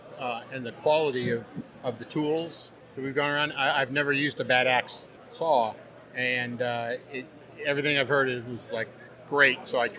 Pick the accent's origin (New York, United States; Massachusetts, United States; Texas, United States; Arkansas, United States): Arkansas, United States; Conway; Conway, Arkansas.